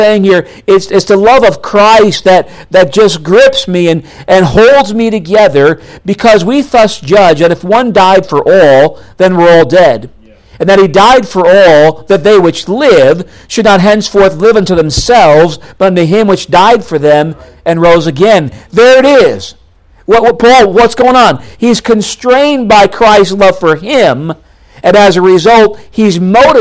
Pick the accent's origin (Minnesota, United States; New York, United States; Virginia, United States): New York, United States; moved away as an adult; also born or lived in North Dakota; I grew up in New York State, went to the University of North Dakota